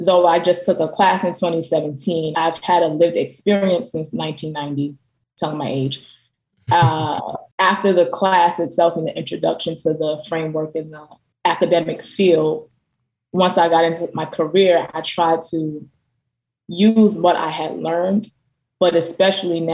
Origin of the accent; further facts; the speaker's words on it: New York City, New York, United States; now in Philadelphia, United States; I'm from Brooklyn, New York